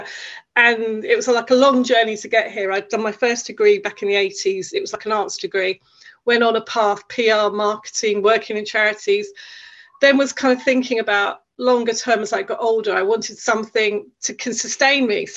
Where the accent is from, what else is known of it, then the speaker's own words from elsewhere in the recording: United Kingdom; I'm Irish basic heritage, but I live in the UK, born in the UK